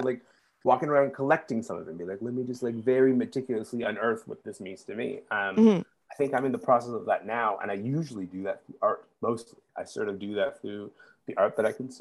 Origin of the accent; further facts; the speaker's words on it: Kingston, Ontario, Canada; growing up in Kingston, but also being like coming from a background of being like a conservative Muslim